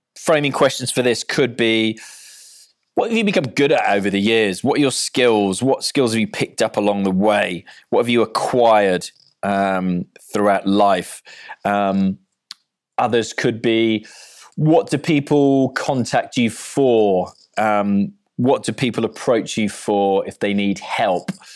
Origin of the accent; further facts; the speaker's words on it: Cardiff, Wales, United Kingdom; I'm from Cardiff